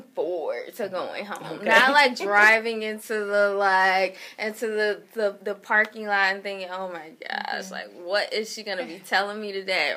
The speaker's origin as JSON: {"language": "English", "town": "Pensacola", "region": "Florida", "country": "United States", "tie": "born or raised there", "moved": "yes", "lives_now": "Atlanta, United States", "said": "I'm originally from Pensacola, Florida. I grew up in a really small town"}